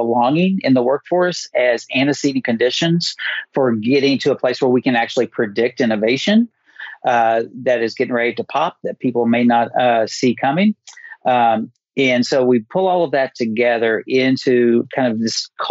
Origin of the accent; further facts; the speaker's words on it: Appalachia, United States; somebody who is born and raised in Appalachia